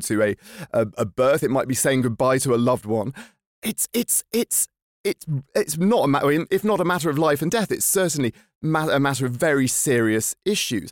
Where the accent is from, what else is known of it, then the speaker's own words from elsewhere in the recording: Lincolnshire, East Midlands, United Kingdom; now in Stockholm, Sweden; I'm from Lincolnshire